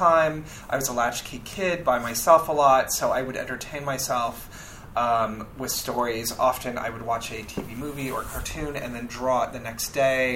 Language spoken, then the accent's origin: English; Los Angeles, California, United States; moved away as an adult; now in New York City, United States; I grew up in Los Angeles